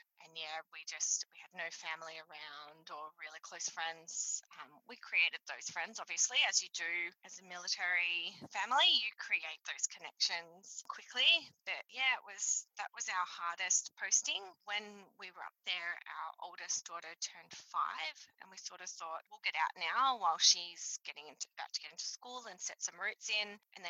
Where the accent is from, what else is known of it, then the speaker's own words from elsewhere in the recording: Richmond, New South Wales, Australia; So I grew up in a military town. I grew up in Richmond, so RAF town